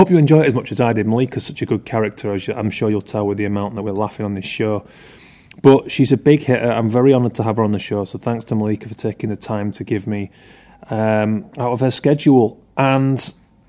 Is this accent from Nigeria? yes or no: no; Keighley, Yorkshire and the Humber, United Kingdom; I was in my hometown in Keighley, West Yorkshire